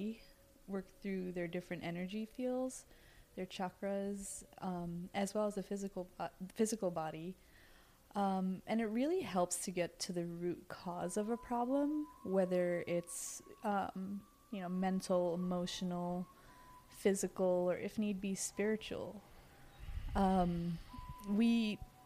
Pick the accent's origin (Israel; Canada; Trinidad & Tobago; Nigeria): Trinidad & Tobago; moved away; Growing up, I'm West Indian. I'm from Trinidad. And in Trinidad, we have healers. Like, I grew up with this type of work